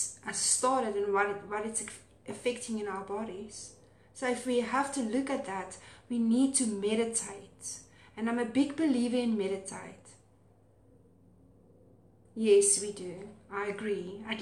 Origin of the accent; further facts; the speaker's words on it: South Africa; accent: Afrikaans; my Afrikaans accent